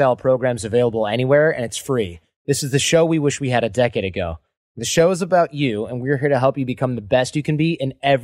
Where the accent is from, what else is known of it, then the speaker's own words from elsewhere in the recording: United States; I'm also American.